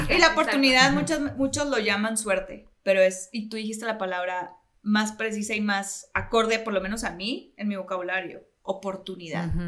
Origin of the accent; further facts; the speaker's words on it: Mexico; siendo como buenos latinoamericanos y mexicanos, somos muy religiosos y muy espirituales.